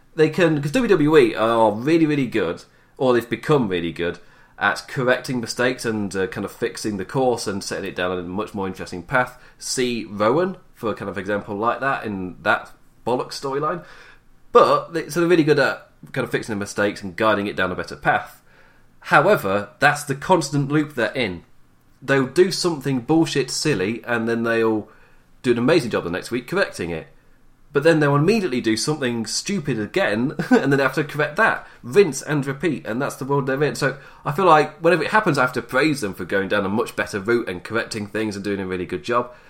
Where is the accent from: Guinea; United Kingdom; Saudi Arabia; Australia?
United Kingdom; England; as an Englishman